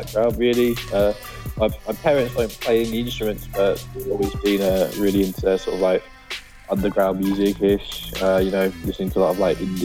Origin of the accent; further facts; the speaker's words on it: London, United Kingdom; I'm from London.